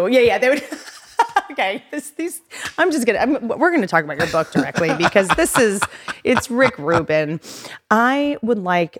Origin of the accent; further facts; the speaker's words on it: Appalachia, United States; also born or lived in Washington D.C. / Virginia; I also come from nothing, you know. I come from Appalachia.